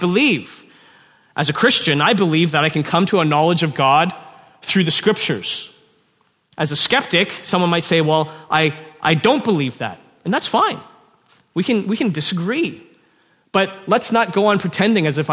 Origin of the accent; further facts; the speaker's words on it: Canada; I'm a Chinese man born in Canada